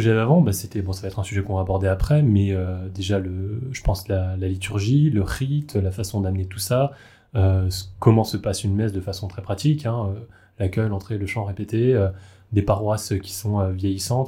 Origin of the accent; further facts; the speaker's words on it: Alsace, Grand Est, France; je viens, comme toi, d'Alsace, d'une famille très catholique